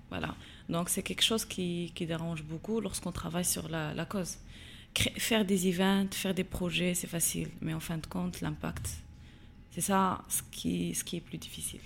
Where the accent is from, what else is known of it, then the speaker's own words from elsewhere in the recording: Agadir, Souss-Massa, Morocco; moved away as an adult; also born or lived in United States; j'ai grandi à Gadir la meilleure ville du Maroc